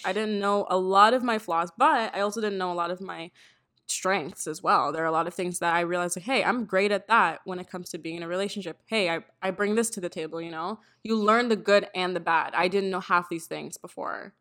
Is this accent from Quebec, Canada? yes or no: no; Toronto, Ontario, Canada; I'm from Toronto as well.